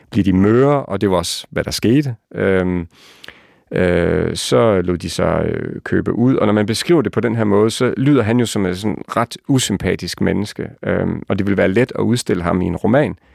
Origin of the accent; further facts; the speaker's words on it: West Jutland, Denmark; det, vi er jo vestjyder, så holder man lidt igen med roser og sådan noget, ikke?